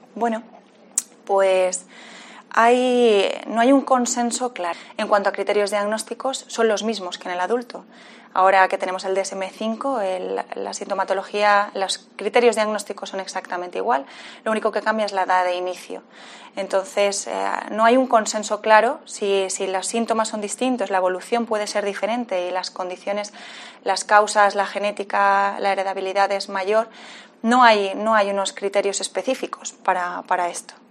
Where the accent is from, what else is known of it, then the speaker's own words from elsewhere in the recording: San Cristóbal de La Laguna, Canary Islands, Spain; also born or lived in Spanish mainland; now in Alicante, Spain; nací en Tenerife, nací en Canarias. Y lo que pasa que, bueno, he dado muchas vueltas ya por, la península, pero, pero nací en, La Laguna, lagunera.